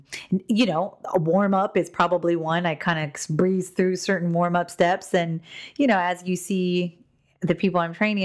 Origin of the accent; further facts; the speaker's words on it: Hawaii, United States; I'm from Hawaii